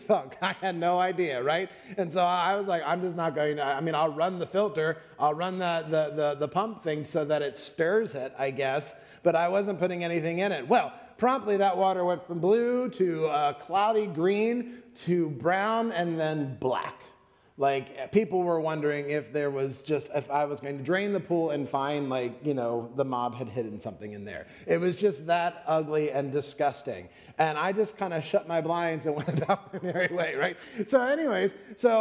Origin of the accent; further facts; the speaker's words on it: Florida, United States; moved away; I'm from Florida